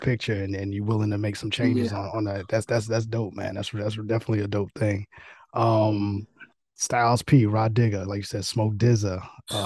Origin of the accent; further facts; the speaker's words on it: New York City, New York, United States; moved away; I'm originally from New York. I'm from Queens, so I'm from the boroughs.